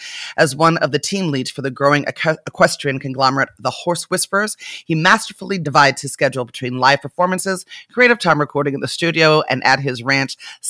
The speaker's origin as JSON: {"language": "English", "town": "Las Vegas", "region": "Nevada", "country": "United States", "tie": "born or raised there", "moved": "yes", "lives_now": "Oakland, United States", "said": "I grew up in Las Vegas, Nevada, and while most of you think of casinos and strip clubs when you hear those words, I grew up in the desert, in country settled by Mormons, the mob, and cowboys."}